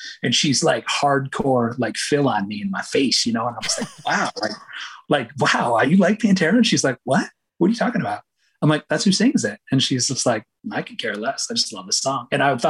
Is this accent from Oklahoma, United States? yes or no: no; Michigan, United States; And then again, I grew up on the Great Lakes. So Michigan played a big, big role in probably, you know, who I ended up becoming as a musician.